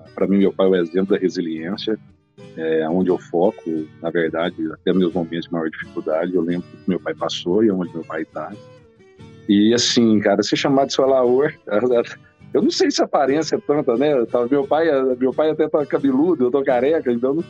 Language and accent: Portuguese; near Rio Verde, Goiás, Brazil; é aqui perto de Rio Verde. Então, na verdade, foi o lugar onde eu fui criada a infância inteira